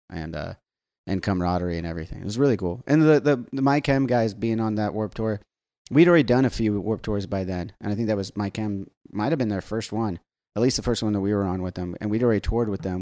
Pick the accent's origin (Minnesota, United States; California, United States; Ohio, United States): California, United States; Southern; growing up in Southern California on the beach